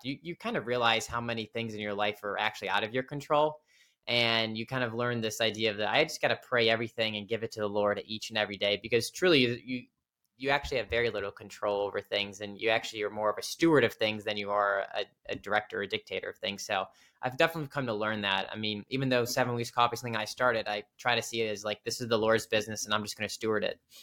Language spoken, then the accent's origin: English; Cleveland, Ohio, United States; moved away as an adult; now in Washington, D.C. area, United States; I'm from, uh, Cleveland, Ohio originally. So, big, uh, Cleveland sports fan. Went to, uh, high school, went to Cleveland State for college